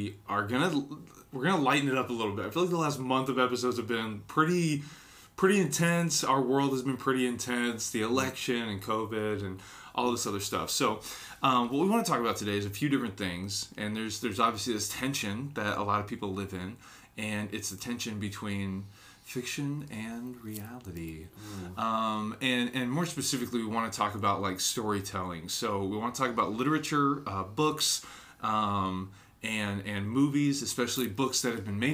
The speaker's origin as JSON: {"language": "English", "region": "Alaska", "country": "United States", "said": "I'm from Alaska"}